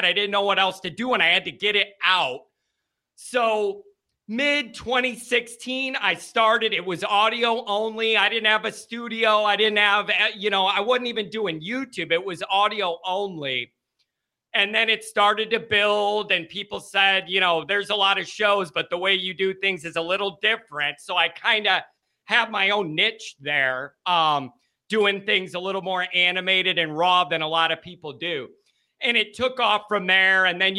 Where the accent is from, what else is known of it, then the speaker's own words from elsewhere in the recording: South Chicago suburbs, Illinois, United States; we're an Irish Catholic family from the South Chicago suburbs. I went to school in the South Side Chicago Catholic League